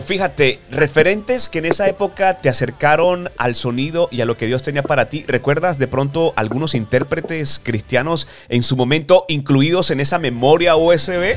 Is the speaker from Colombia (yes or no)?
yes; Valledupar, Cesar, Colombia; somos nacidos en el mismo departamento, ¿sabes? Soy de Valledupar